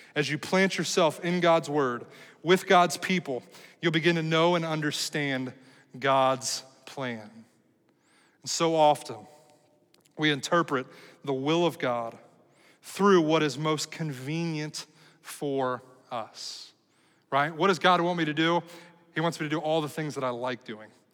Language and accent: English; United States; as American people